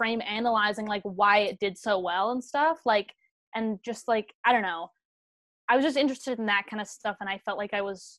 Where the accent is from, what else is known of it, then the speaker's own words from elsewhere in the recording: Canada; moved away as an adult; now in Los Angeles, United States; we're Canadian, but we all have like family green cards